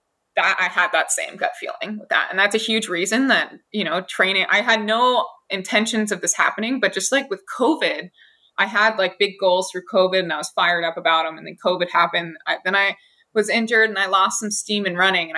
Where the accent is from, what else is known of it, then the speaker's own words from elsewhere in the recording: Hawaii, United States; two of my friends that I grew up with in Hawaii